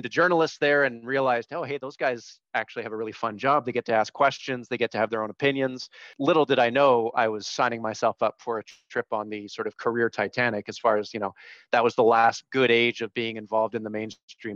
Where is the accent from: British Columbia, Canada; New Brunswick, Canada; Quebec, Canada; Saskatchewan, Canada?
British Columbia, Canada; Vancouver; moved away as an adult; also born or lived in Toronto / Ottawa / Edmonton; now in Calgary, Canada; I grew up in Vancouver. And then, because like a lot of people, my parents didn't stay together. So then I spent some time in Toronto